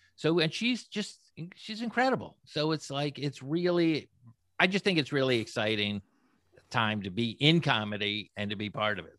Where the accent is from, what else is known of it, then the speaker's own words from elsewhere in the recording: Florida, United States; moved away; I actually grew up in Florida, not in California